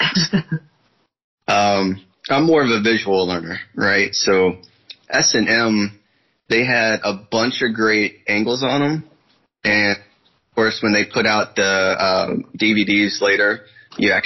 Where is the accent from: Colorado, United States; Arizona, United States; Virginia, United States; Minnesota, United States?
Virginia, United States; Northern; I'm from Northern Virginia, basically about an hour or so from Washington, D.C.